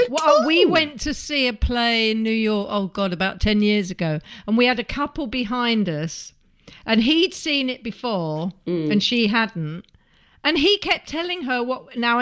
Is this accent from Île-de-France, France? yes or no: no; Nice, Provence-Alpes-Côte d'Azur, France; I'm from Nice and you're from Slough.